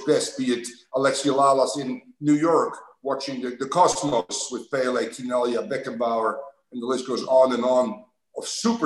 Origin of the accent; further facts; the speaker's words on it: Amsterdam, North Holland, Netherlands; moved away as an adult; also born or lived in Los Angeles; now in United States; Born and raised in Amsterdam, the Netherlands